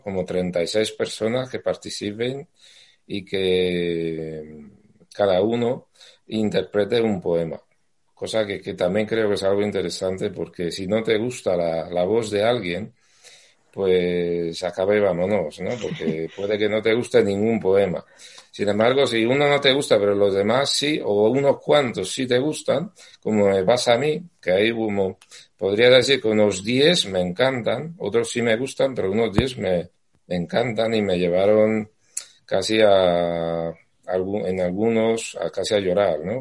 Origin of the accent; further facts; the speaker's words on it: Castellammare di Stabia, Campania, Italy; Spanish is a second language; moved away as an adult; now in Madrid, Spain; yo soy napolitano, vivo, bueno, he vivido en un pueblo cercano eh, que se llama Castalamar, Edistavia